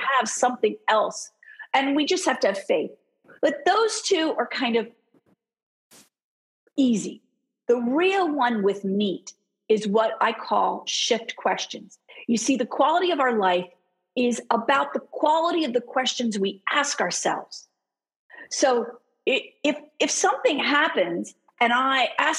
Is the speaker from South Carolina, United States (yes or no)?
no; Philadelphia, Pennsylvania, United States; I'm from Philly.